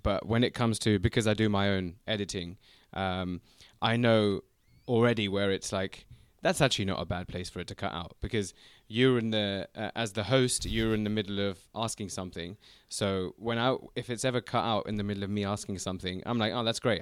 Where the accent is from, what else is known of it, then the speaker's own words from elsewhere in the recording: London, United Kingdom; also born or lived in China; we're both from London, we're both North London boys